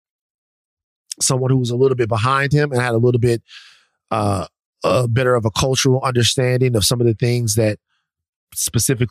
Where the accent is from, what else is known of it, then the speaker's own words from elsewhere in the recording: the South, United States; I'm from the South.